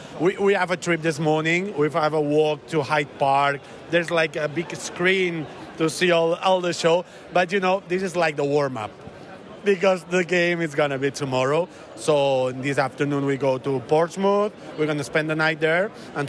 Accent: Spain; We're coming from Spain.

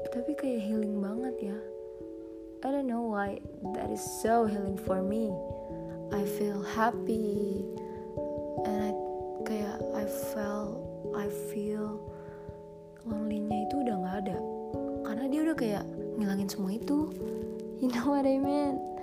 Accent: Indonesia; aku anak Cibubur

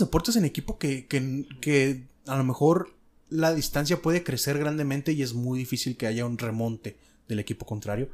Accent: Mexico; yo tengo experiencia de haber nacido y crecido en México.

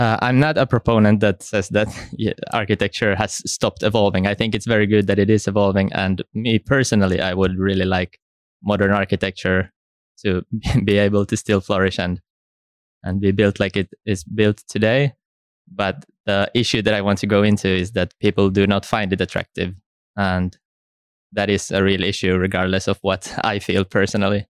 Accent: Helsinki, Uusimaa, Finland; also born or lived in Stockholm, Sweden; I'm originally from Helsinki in Finland

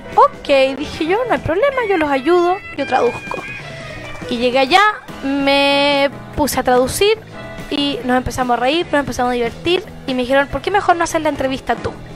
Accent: Temuco, Araucanía, Chile; moved away; estaba en cuarto medio, en Temuco, yo soy de Temuco, provinciana de corazón

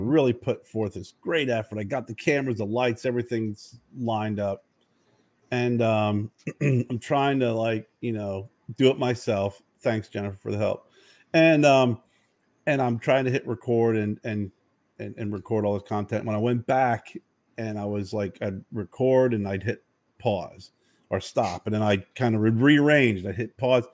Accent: Pennsylvania, United States; moved away; back in my hometown of Pennsylvania, well, area where I lived in Pennsylvania, one of the areas, Boiling Springs

